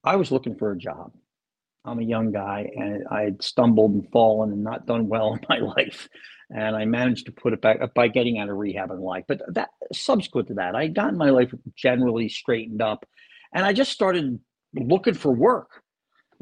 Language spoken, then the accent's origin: English; Philadelphia, Pennsylvania, United States; I am born and raised in Philadelphia.